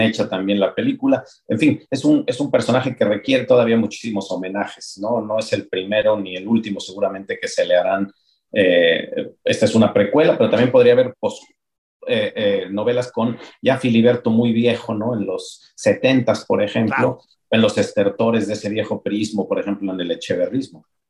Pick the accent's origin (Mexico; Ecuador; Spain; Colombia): Mexico; Puebla; now in Mexico City, Mexico; yo vengo de Puebla, que es una ciudad provinciana en todos sentidos